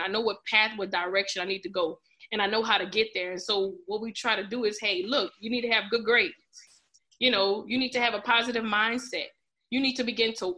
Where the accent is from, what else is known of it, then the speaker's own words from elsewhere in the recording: Lafayette, Louisiana, United States; I'm from Lafayette, of course, Louisiana. Uh, when I graduated from the Northside High School